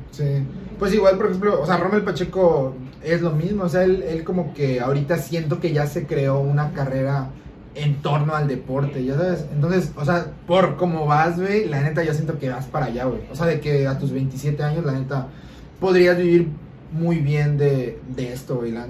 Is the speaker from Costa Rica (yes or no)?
no; Yucatán, Mexico; sí, aquí en Yucatán, sí, aquí nací en Yucatán.